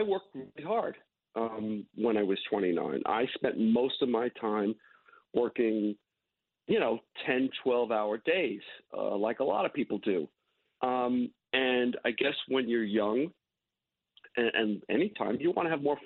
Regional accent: Long Island, New York, United States; I grew up in Long Island

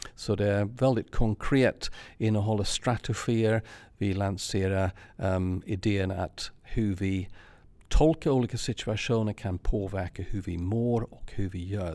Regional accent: England, United Kingdom; Swedish is a second language; now in Sweden; Jag är engelsman

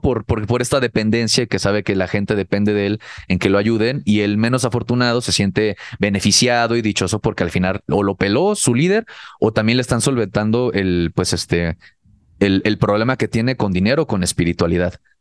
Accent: Cancún, Quintana Roo, Mexico; el círculo social donde yo crecí, por lo menos en Cancún, que ahí viví la preparatoria.

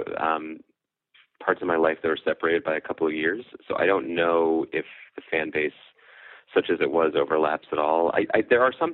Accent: Philadelphia, Pennsylvania, United States; also born or lived in Wilkes-Barre, Pennsylvania; I lived in the same house my whole life through high school, but actually the house was technically Philadelphia until I was 10

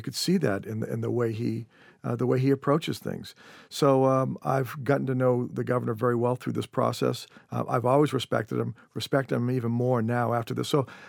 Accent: Norwell, Massachusetts, United States; now in Marshfield, United States; I grew up in Norwell, Massachusetts on the South Shore, currently live in Marshfield, just about 3 miles away from where I grew up.

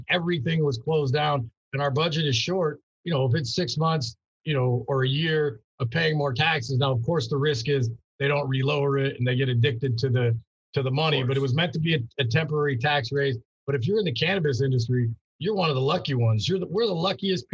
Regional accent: Long Beach, California, United States; I'm from Long Beach. So born and raised here, you know, lived here my whole life

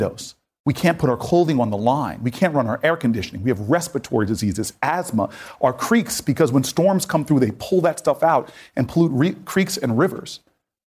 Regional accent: Northeast, United States; I'm a Northeastern guy

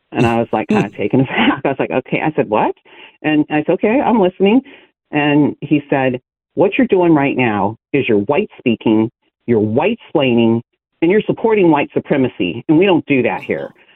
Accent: Lodi, California, United States; I'm from the Central Valley here in California. I grew up there, a small town called Lodi

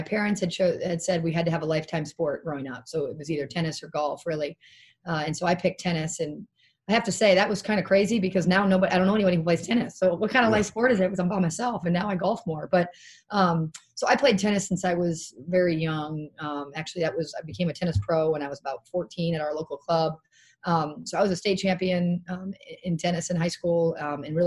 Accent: Amherst, New Hampshire, United States; moved away as an adult; now in Chapel Hill, United States; I'm from Southern New Hampshire, right near the Manchester Airport, a town called Amherst

